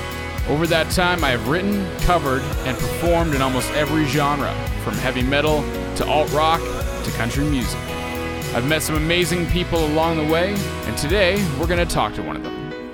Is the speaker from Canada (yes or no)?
yes; Peterborough, Ontario, Canada; my hometown of Peterborough.